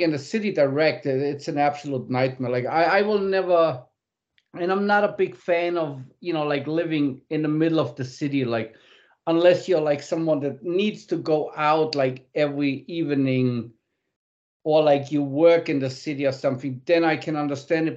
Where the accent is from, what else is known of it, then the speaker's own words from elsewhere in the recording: Munich, Bavaria, Germany; I was born in Munich